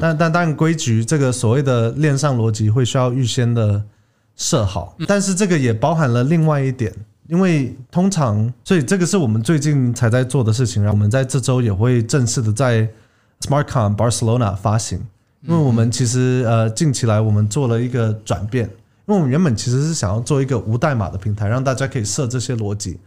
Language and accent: Chinese; Taiwan; 我一半台湾人，一半美国人，我是在台湾长大的，以前读国民小学啊